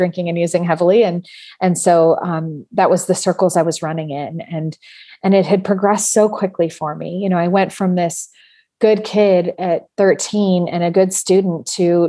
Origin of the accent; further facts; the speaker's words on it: San Francisco Bay Area, California, United States; I grew up in the San Francisco Bay Area